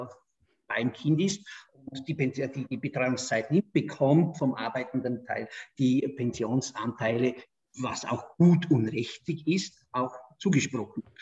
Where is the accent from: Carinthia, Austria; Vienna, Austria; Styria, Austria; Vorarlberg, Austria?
Vorarlberg, Austria; Du weißt, ich komme aus Vorarlberg, die Schweiz ist bei uns sehr nahe.